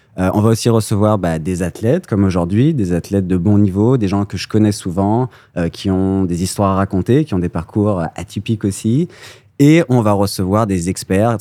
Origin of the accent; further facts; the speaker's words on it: France; moi, en tant que Français